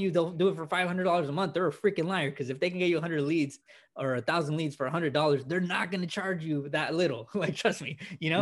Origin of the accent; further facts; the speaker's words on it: California, United States; born and raised in California